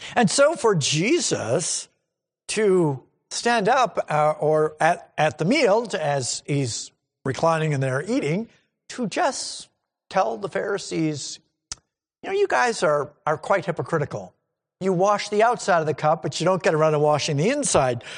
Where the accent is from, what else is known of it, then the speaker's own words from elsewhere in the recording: New England, United States; I grew up in New England and I grew up in churches in New England